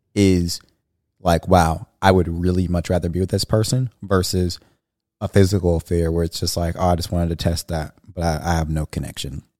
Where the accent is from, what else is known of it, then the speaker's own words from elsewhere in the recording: Bakersfield, California, United States; moved away as an adult; now in Dallas, United States; I'm coming from Bakersfield, where it's a small town